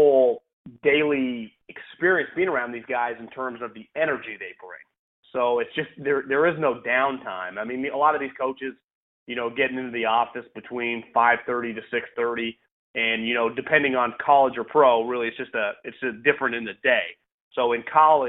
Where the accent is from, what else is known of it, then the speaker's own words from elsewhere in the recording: California, United States; moved away as an adult; also born or lived in Philadelphia; Born and raised in California, went to college in California